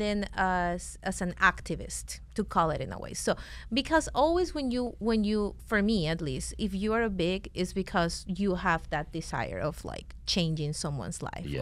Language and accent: English; Venezuela; English is a second language; now in United States; we're from Venezuela